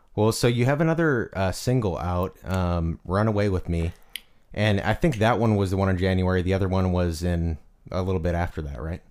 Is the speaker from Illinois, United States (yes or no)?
yes; Illinois, United States; moved away; I'm also from the Midwest, Illinois.